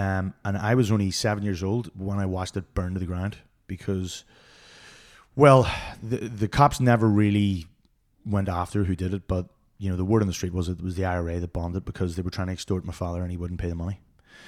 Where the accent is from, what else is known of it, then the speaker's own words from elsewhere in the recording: Belfast, Northern Ireland, United Kingdom; Belfast, mate.